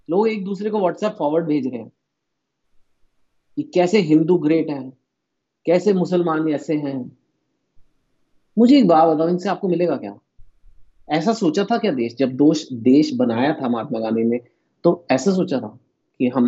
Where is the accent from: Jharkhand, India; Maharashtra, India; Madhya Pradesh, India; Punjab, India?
Punjab, India; you know जो बंगाली है वो मुझसे अलग है मैं पंजाबी हूँ लेकिन हम इंडियन भी हैं